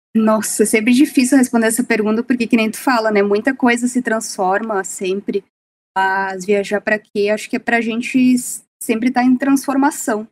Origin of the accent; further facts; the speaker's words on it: Serra Gaúcha, Rio Grande do Sul, Brazil; Eu sou da Serra Gaúcha, eu sempre tive essa conexão com a Serra